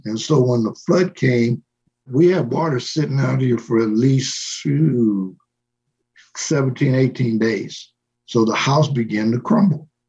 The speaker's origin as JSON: {"language": "English", "town": "Los Angeles", "region": "California", "country": "United States", "tie": "born or raised there", "moved": "yes", "lives_now": "New Mexico, United States", "said": "where I came from, which is a place called Boyle Heights"}